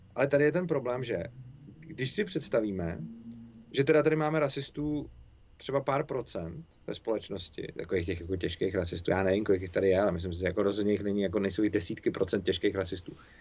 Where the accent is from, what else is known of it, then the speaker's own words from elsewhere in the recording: Czechia; my Češi